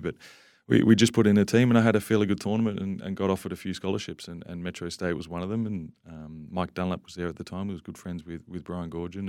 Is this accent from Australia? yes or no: yes; Canberra, Australian Capital Territory, Australia; moved away as an adult; now in Perth, Australia; I grew up in Canberra